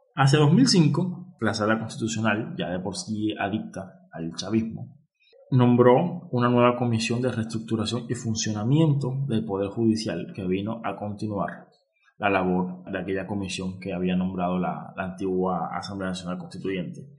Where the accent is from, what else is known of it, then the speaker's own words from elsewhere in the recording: Cuba; como cubano que soy